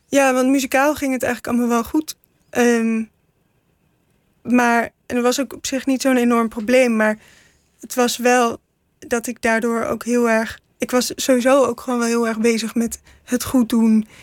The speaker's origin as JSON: {"language": "Dutch", "town": "'s-Hertogenbosch", "region": "North Brabant", "country": "Netherlands", "tie": "born or raised there", "said": "ik ben in Den Bosch geboren"}